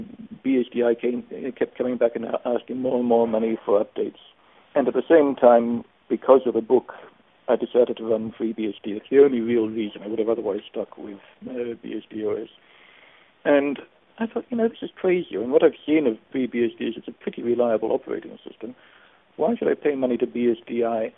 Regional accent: Australia; moved away as an adult; also born or lived in Germany; I'm originally from Australia, but I moved to Germany in 1972. And didn't come back to Australia until 1997

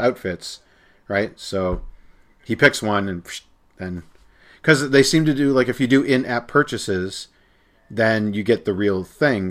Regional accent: Canada; As a Canadian

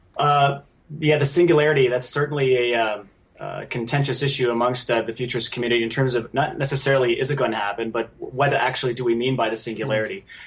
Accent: Canada; a Canadian citizen

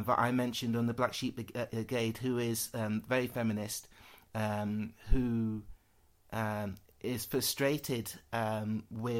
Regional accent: Worksop, East Midlands, United Kingdom; growing up in Worksop, yep, every 5 minutes someone's calling me a black bastard

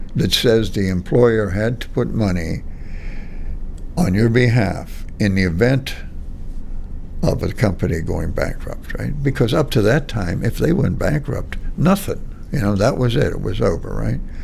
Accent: Monaca, Pennsylvania, United States; I grew up in Monaca Heights

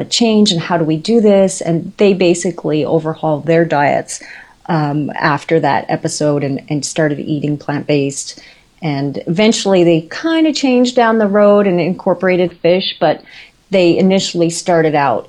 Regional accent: Newfoundland and Labrador, Canada; moved away as an adult; we were living where we grew up in Newfoundland

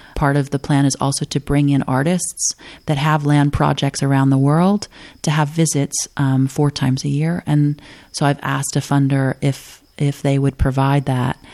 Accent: the Ozarks, United States; moved away; there are people from many different backgrounds from all over the world and from all over this country that live in my hometown

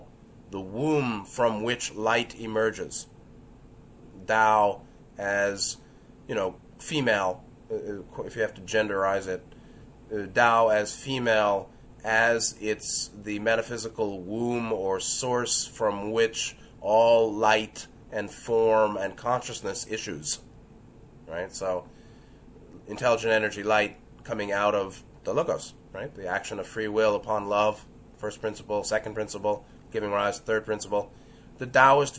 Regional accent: New York City, New York, United States; growing up in New York City

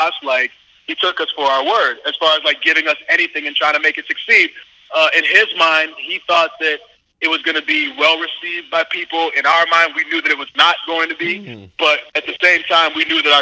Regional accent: Winchester, Massachusetts, United States; moved away; I grew up in Winchester, Massachusetts, and then I also went to Boston College

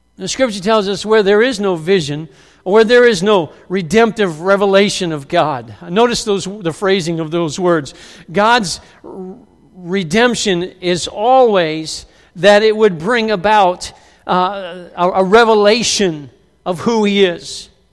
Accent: United States; many of us in the U S A who identify as Christians

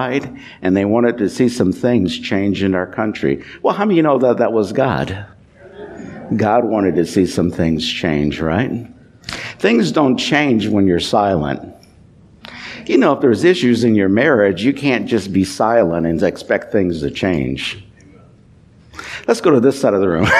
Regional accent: Louisville, Kentucky, United States; I grew up in Louisville, Kentucky.

